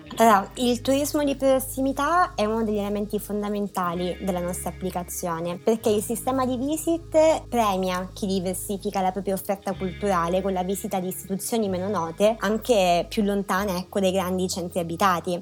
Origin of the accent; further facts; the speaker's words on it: Reggio Calabria, Calabria, Italy; now in Milan, Italy; Io vengo da Reggio Calabria